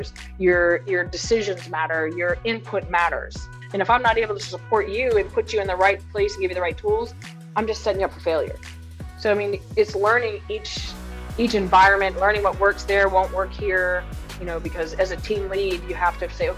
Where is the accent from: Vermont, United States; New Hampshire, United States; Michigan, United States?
Vermont, United States; I'm originally from Vermont. I'm a Yankee through and through. So grew up in a small, I can't say small farm